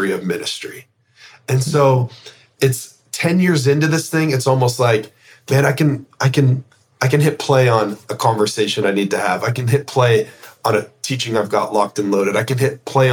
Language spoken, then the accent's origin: English; Canada; as a Canadian